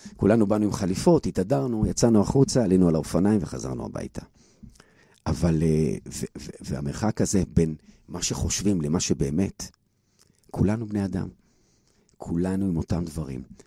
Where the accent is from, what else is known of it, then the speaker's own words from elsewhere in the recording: Bnei Brak, Tel Aviv District, Israel; וגדלתי בבני ברק